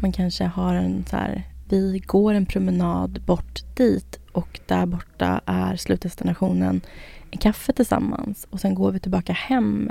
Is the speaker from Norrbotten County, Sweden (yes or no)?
no; Södertälje, Stockholm County, Sweden; Jag är från Södertälje, det är liksom kebabens stad